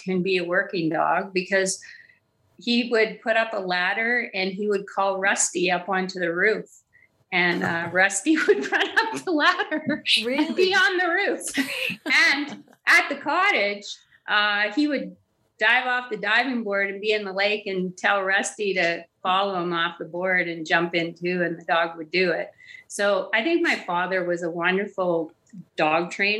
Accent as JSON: {"language": "English", "town": "Timmins", "region": "Ontario", "country": "Canada", "tie": "born or raised there", "said": "I was born in Timmins, Ontario"}